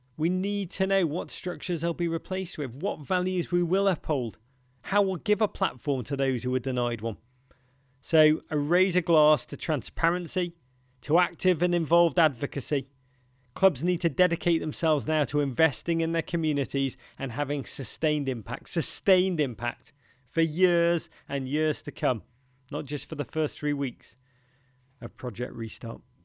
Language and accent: English; Liverpool, North West England, United Kingdom; growing up in Liverpool in the 1970s and 80s